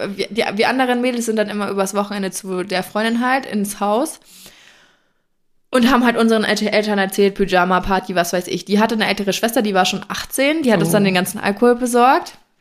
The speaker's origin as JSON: {"language": "German", "region": "Franconia", "country": "Germany", "said": "bei uns in Franken"}